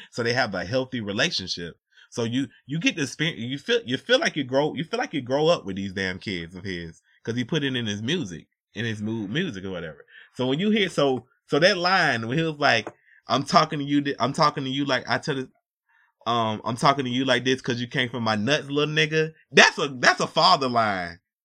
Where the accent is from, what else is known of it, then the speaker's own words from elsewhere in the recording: Atlanta, Georgia, United States; I'm from Atlanta